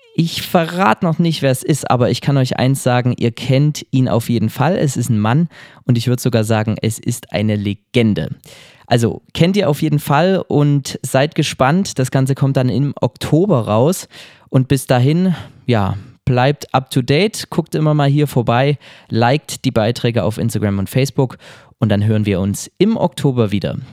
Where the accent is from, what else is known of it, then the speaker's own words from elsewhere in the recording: Oberwiesenthal, Saxony, Germany; Ich komme aus Oberwiesenthal, ich wohne derzeit hier